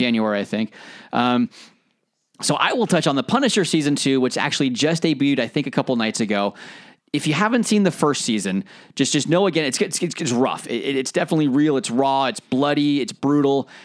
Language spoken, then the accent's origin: English; United States; moved away as an adult; now in United Kingdom; as an American coming over to the UK.